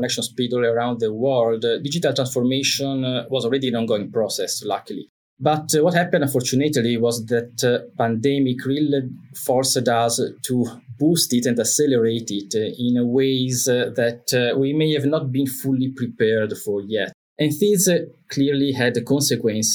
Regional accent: Italy; accent: Italian; moved away as an adult; now in Singapore; I'm originally from Italy, as you may still guess from my accent, but I've been living in Singapore for more than 17 years by now

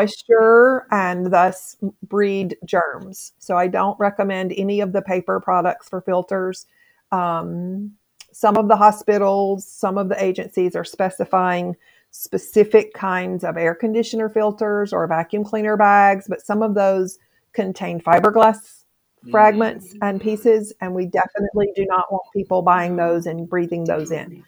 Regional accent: Mississippi, United States; moved away; I'm not from here. I'm from Mississippi

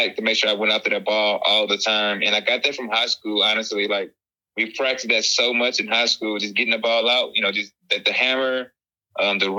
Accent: Texas, United States; also born or lived in Mississippi; track was the first sport I participated in when I moved to Texas from Mississippi.

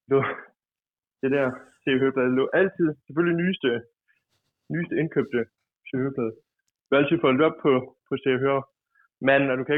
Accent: Broby, Southern Denmark, Denmark; accent: Funen dialect

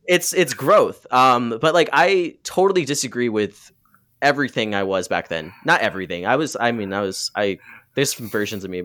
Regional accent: Muskegon, Michigan, United States; growing up in Muskegon, there's a lot of racism there

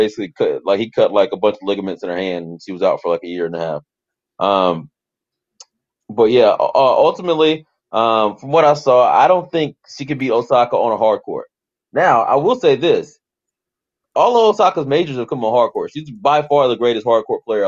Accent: Southeast, United States; We grew up playing in the Southeast

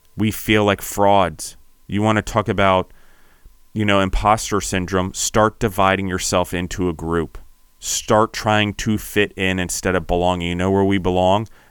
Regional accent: United States; When I call myself an Italian American

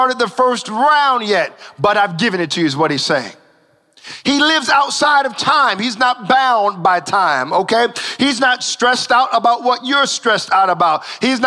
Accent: United States; I'm an American

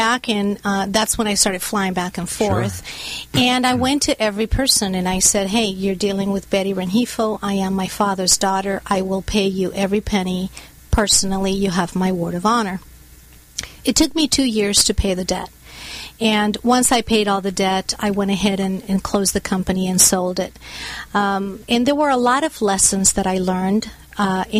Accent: Bogotá, Colombia; now in United States; I was born and raised in Bogota, Colombia, in South America.

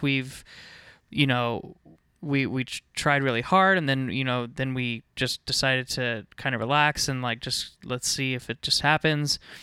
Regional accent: Northern Virginia, United States; I was, uh, born and raised in Northern Virginia.

